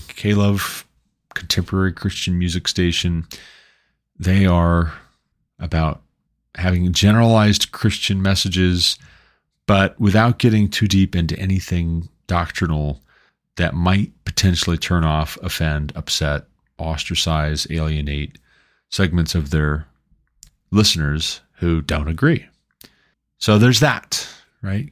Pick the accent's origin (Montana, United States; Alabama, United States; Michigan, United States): Montana, United States; moved away as an adult; also born or lived in Southern Ohio; now in Colorado, United States; until we moved away from Southern Ohio back to my home state of Montana